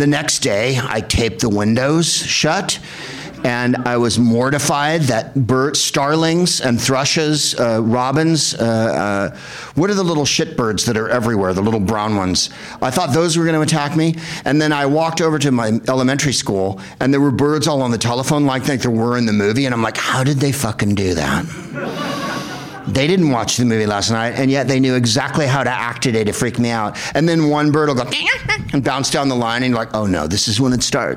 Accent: San Carlos, California, United States; I'm from San Carlos, California, the whitest place on earth

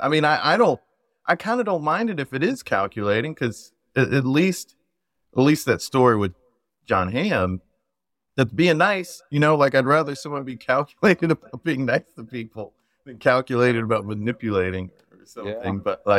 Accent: South Carolina, United States; And I'm from South Carolina.

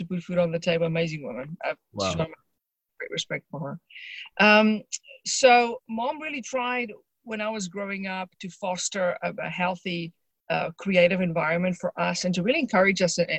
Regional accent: Johannesburg, Gauteng, South Africa; I grew up in just outside Johannesburg, South Africa

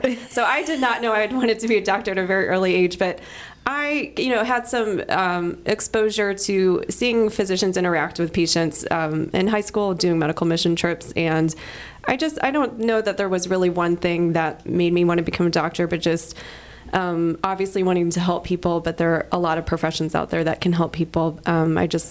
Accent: Dallas, Texas, United States; moved away as an adult; also born or lived in College Station, Texas / Fort Worth, Texas / Chicago, Illinois; I'm from Dallas

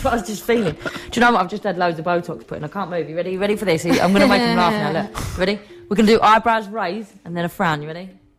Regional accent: Essex, East of England, United Kingdom; moved away as an adult; also born or lived in London; now in Manchester, United Kingdom; I'm blonde from Essex

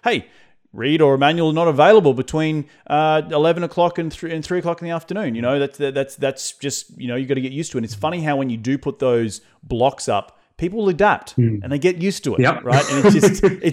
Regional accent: Australia; now in United States; being an Australian coming

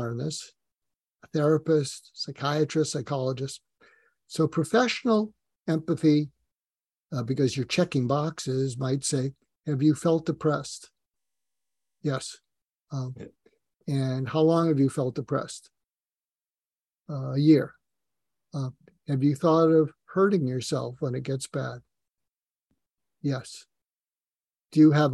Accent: just outside of Boston, Massachusetts, United States; moved away as an adult; I grew up just outside of Boston.

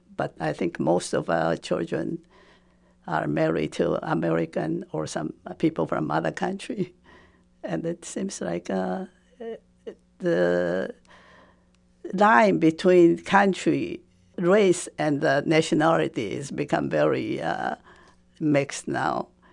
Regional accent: Taipei, Taiwan; first language Japanese; English is a second language; moved away as an adult; also born or lived in Bloomington / Western New England; now in United States; When I was growing up, Taiwan was under Japanese occupation.

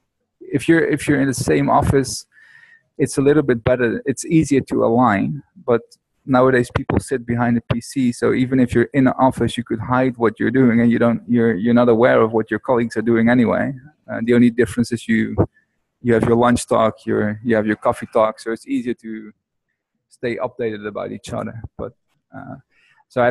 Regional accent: Netherlands; moved away as an adult; now in Bali, Indonesia; I'm not from America, but from Holland, and I live on Bali at the moment

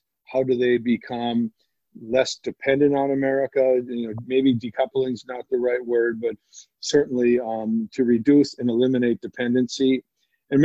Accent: United States; now in Shanghai, China; I'm an American. I'm a patriotic American.

